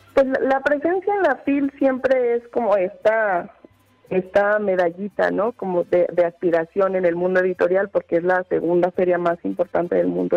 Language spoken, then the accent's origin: Spanish; Zacatecas, Mexico; moved away as an adult; en realidad soy de Zacatecas y me había ido. Me fui a, pues, formarme